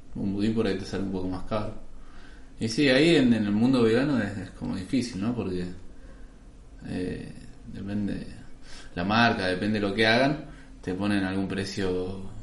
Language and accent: Spanish; Argentina